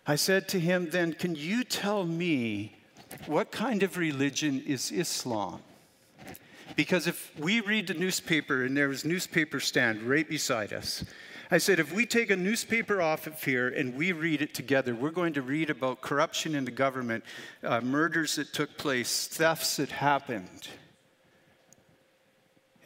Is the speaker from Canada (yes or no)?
yes; Canada; moved away; I'm a Christian and I'm from Canada